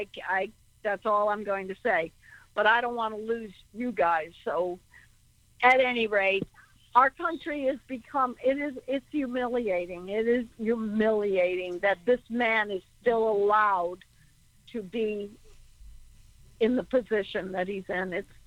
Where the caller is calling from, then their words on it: Connecticut, United States; …. I'm from Connecticut